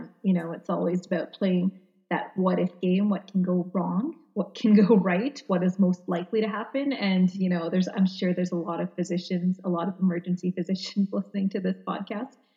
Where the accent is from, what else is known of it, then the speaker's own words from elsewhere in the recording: Canada; I'm Canadian